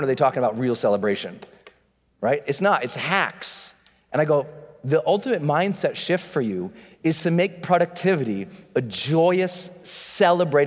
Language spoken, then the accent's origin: English; Montana, United States; I'd been born and moved us back to Montana where he grew up. And I grew up in Montana